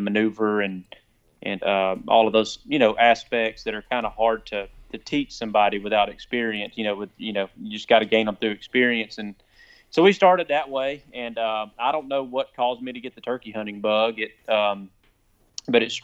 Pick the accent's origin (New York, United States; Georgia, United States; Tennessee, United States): Georgia, United States; Cedartown; also born or lived in Acworth, Georgia; Born and raised in Cedartown, Georgia, right on the Alabama line